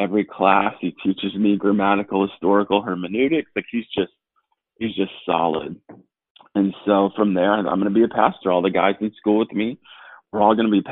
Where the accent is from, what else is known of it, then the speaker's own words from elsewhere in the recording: Southern California, United States; moved away as an adult; now in Arizona, United States; we are not natives of Arizona, born and raised in Southern California, and moved here in 2011